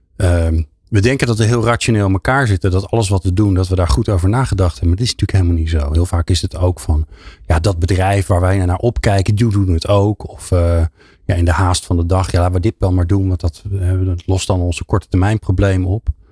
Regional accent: Netherlands; ik ben een Hollander

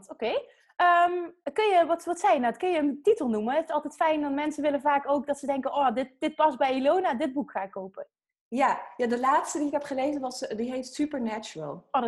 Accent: Friesland, Netherlands; now in Arnhem, Netherlands; Eh, in Friesland.

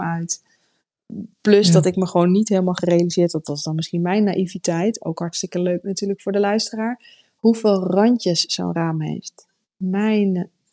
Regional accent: Netherlands; we komen uit Nederland

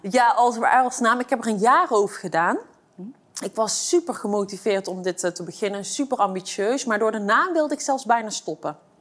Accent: Eindhoven, North Brabant, Netherlands; Ik ben opgegroeid in eh, Eindhoven, in een eh, achterstandswijk. En eh, daar kom ik vandaan. En ik ben een geboren en getogen Eindhovenaar.

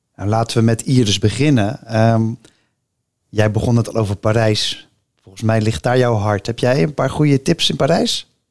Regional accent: Rotterdam, South Holland, Netherlands; ik ben echt Rotterdammer

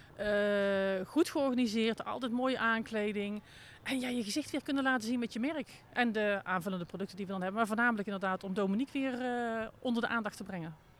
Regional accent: North Brabant, Netherlands; Ik kom zelf uit Brabant

